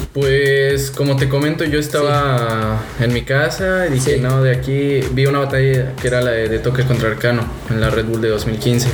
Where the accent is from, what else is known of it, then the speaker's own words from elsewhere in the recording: Mexico City, Mexico; also born or lived in Puebla; now in Cancún, Mexico; yo nací en Ciudad de México, viví mi infancia allá